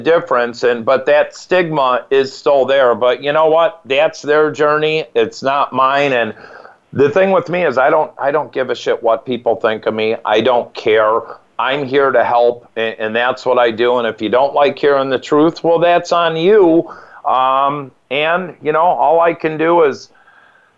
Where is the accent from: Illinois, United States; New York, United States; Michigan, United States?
Illinois, United States; Naperville; I'm in here in Naperville, Illinois